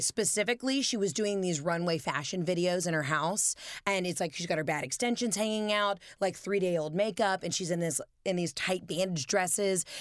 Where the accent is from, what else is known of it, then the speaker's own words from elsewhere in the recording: the South, United States; we're both from the South